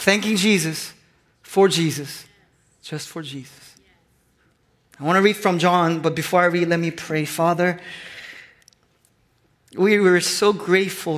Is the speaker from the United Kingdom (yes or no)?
no; South Korea; moved away; I grew up in Korea